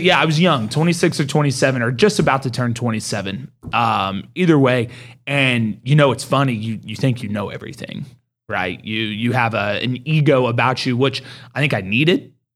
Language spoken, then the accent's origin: English; Mustang, Oklahoma, United States; I grew up in Mustang